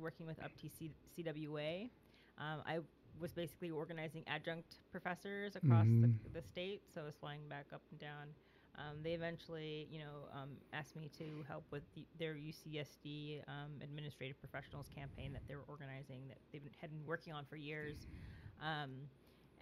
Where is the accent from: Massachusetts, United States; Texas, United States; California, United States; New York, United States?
California, United States; Southern; moved away as an adult; also born or lived in Muskegon, Michigan; born and raised in Southern California, never saw snow until I went to Michigan